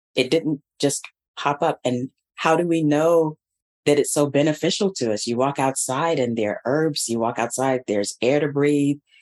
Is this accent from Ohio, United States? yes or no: no; Atlanta, Georgia, United States; moved away as an adult; Atlanta Public Schools, which is the district where I grew up and received my public education.